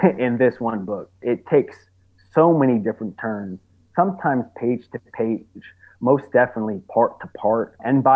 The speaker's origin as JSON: {"language": "English", "area": "Long Island", "region": "New York", "country": "United States", "also_born_or_lived": "Bed-Stuy, Brooklyn", "moved": "as an adult", "said": "I'm originally from Long Island, even though I have lived in Bed-Stuy a couple times"}